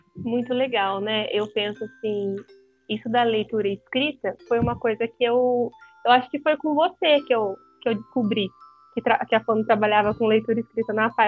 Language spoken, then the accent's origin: Portuguese; Ourinhos, São Paulo, Brazil; eu sou de Ourinhos, né, interior de São Isso. Paulo